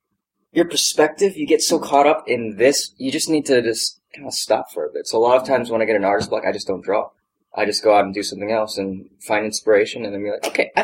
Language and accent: English; Hawaii, United States; I'm from Hawaii, so my natural accent, I had to train out of me, and it took so long.